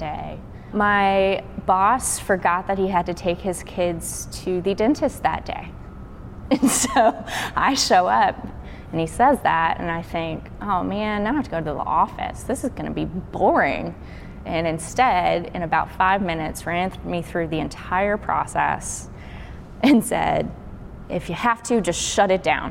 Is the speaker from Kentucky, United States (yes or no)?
yes; Burlington, Kentucky, United States; now in Memphis, United States; I am originally from Kentucky. I grew up in a small town called Burlington.